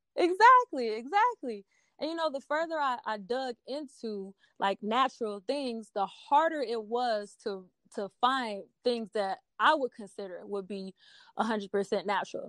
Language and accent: English; Milwaukee, Wisconsin, United States; also born or lived in Denver, Colorado; now in Philadelphia, United States; I am originally from Milwaukee, Wisconsin. I was born and raised there